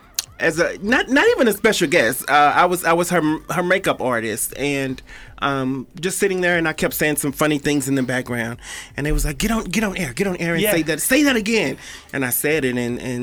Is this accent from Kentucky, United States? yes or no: no; Dallas, Texas, United States; now in Las Vegas, United States; I'm from Dallas, but Dallas is always home